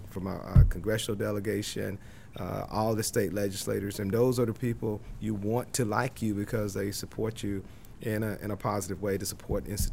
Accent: North Carolina, United States; now in Delaware, United States; I'm from North Carolina

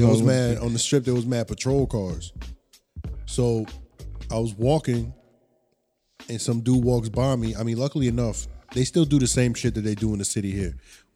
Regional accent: New York, United States; I was like, I'm from New York.

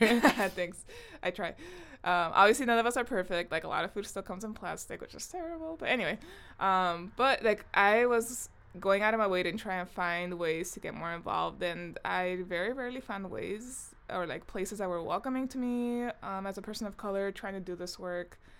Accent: Compton, California, United States; moved away as an adult; also born or lived in Long Beach, California; now in Michigan, United States; I am from Long Beach, California. Um, although I was raised in, like, the city of Compton.

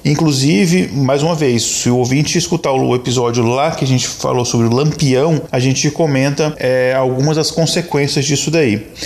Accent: Minas Gerais, Brazil; eu como mineiro

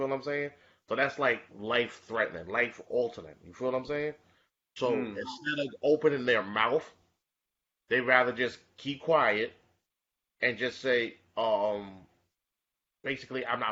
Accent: New York, United States; I was born and raised in Bed-Stuy

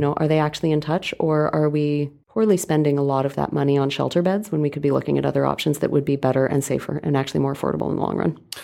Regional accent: Calgary, Alberta, Canada; moved away as an adult; now in Vancouver, Canada; I grew up in Calgary.

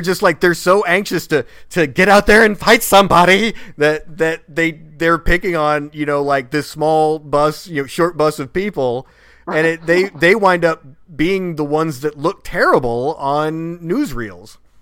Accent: Springfield, Missouri, United States; that kid in springfield missouri my hometown

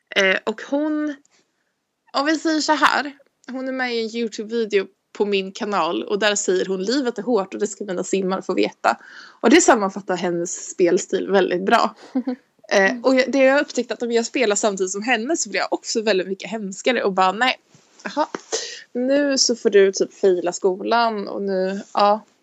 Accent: Stockholm, Stockholm County, Sweden; moved away as an adult

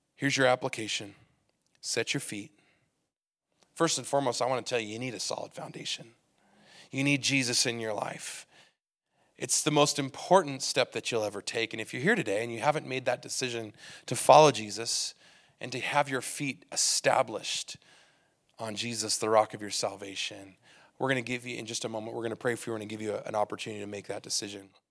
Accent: California, United States; now in Utah, United States; I come from California, and in California, everybody drives really offensively

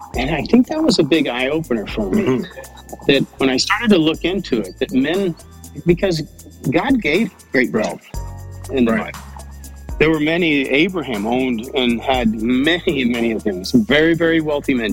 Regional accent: Texas, United States; I'm I'm a Texan

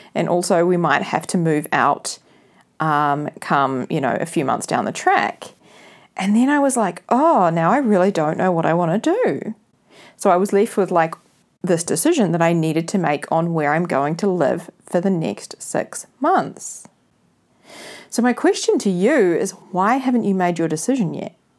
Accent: New Zealand; spending summer here in New Zealand in my hometown

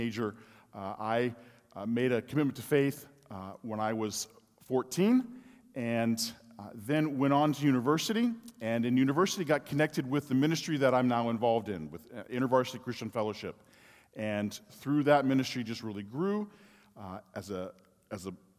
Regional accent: Wichita, Kansas, United States; also born or lived in Kyiv; I was born and raised in Wichita, Kansas

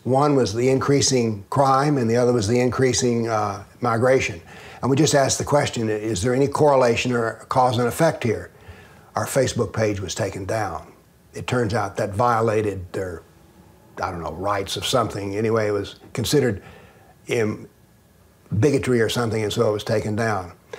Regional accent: the Southern United States, United States; I'm a Southerner

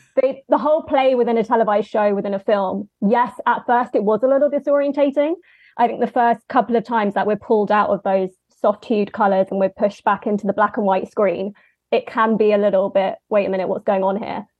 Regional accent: London, United Kingdom; I'm from London, as you may have picked up on the accent

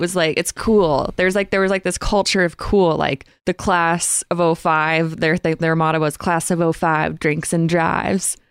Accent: Grosse Pointe, Michigan, United States; also born or lived in Utah; now in Los Angeles, United States; I'm from Grosse Pointe

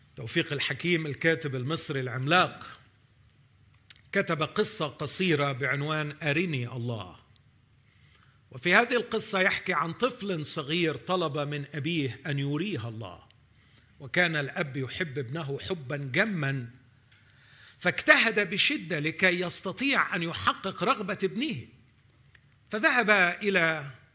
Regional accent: Egypt; أننا كمصريين نعيش على ضفاف نهر النيل

